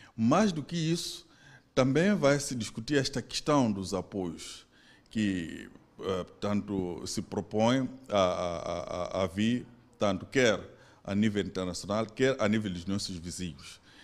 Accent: Mozambique; nossas como moçambicanos

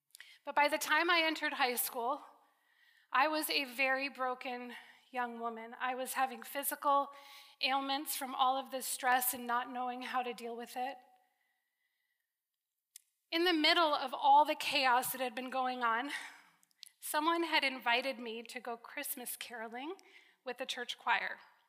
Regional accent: Connecticut, United States; I was born and raised in Connecticut. I'm an East Coast girl. One more East Coast girl in the room. I don't sound like it. I've been off the East Coast long enough that I no longer have that thick accent.

